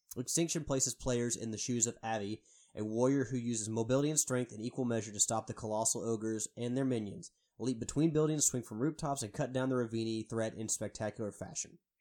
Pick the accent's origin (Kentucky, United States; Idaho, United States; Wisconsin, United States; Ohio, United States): Kentucky, United States; Louisville; I am from Louisville